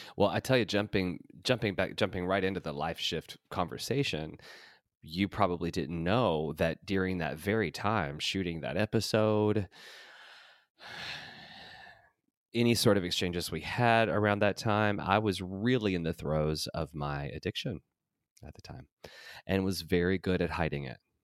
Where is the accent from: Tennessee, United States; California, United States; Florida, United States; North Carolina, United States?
Tennessee, United States; moved away as an adult; also born or lived in Los Angeles; this white trash kid from Tennessee